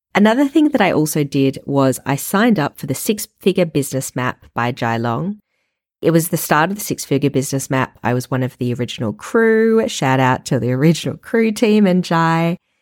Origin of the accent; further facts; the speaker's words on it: Melbourne, Victoria, Australia; moved away; also born or lived in Paris / Perth / New York City; I am an Australian born and bred. I lived in Paris, Perth, and New York City in my younger years, and then moved back to Melbourne, my hometown.